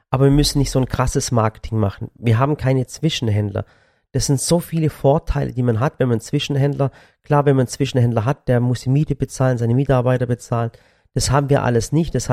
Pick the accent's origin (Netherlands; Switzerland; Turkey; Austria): Turkey; Sinop; Und dass ich den Kids mal zeigen, wo ich herkomme.